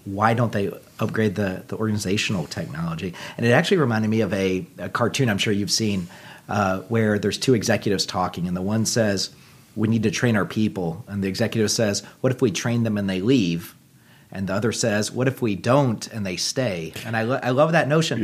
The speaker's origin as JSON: {"language": "English", "region": "Texas", "country": "United States", "tie": "born or raised there", "moved": "yes", "said": "I, I grew up in Texas originally"}